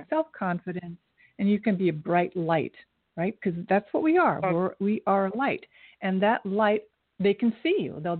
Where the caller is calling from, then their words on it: Orlando, Florida, United States; I'm calling from Orlando.